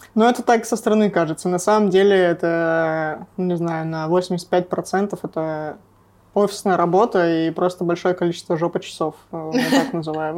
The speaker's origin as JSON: {"language": "Russian", "town": "Nevyansk", "region": "Sverdlovsk Oblast", "country": "Russia", "moved": "yes", "said": "Я из Невьянска"}